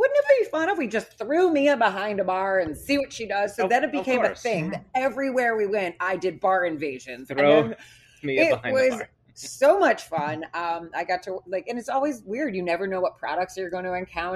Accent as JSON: {"language": "English", "town": "Milford", "region": "Massachusetts", "country": "United States", "tie": "born or raised there", "also_born_or_lived": "Miami", "moved": "as an adult", "lives_now": "Los Angeles, United States", "said": "I grew up in Milford, Massachusetts"}